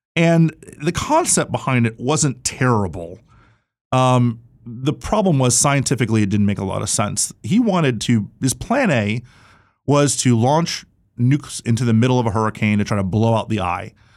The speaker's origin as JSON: {"language": "English", "region": "Florida", "country": "United States", "tie": "born or raised there", "said": "my home state"}